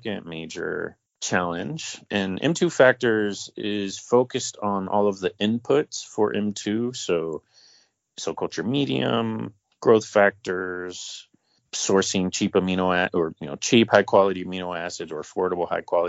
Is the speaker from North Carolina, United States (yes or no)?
yes; North Carolina, United States; my hometown of North Carolina